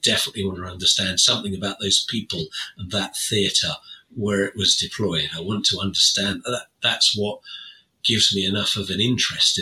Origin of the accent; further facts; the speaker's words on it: United Kingdom; as a Brit